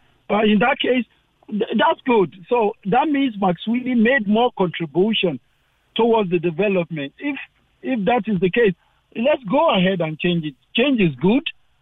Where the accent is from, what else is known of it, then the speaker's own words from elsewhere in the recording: Nigeria; moved away as an adult; now in Ireland; I am originally from Nigeria, okay.